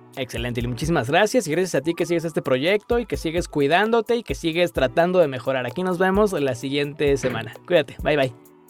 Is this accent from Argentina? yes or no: no; Mexico; como mexicanos nos encanta comer